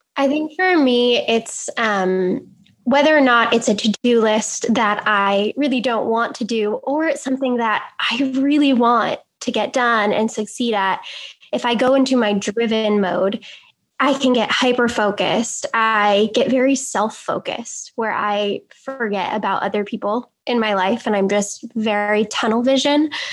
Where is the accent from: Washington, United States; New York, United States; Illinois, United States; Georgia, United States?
Illinois, United States; I'm from Illinois